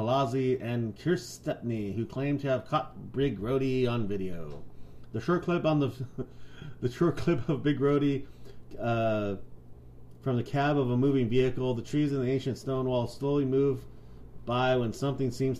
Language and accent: English; Arizona, United States; I grew up in Arizona